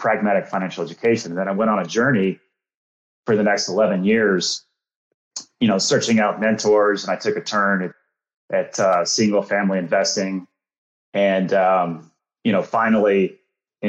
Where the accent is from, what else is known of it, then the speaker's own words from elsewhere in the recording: Dallas, Texas, United States; I grew up in the Dallas-Fort Worth area, went to Texas A&M